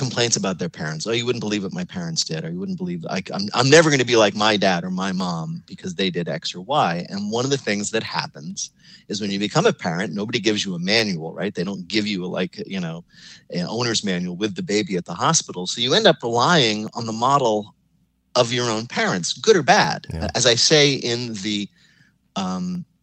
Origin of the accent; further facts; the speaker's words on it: suburban New Jersey, United States; moved away; I grew up in suburban New Jersey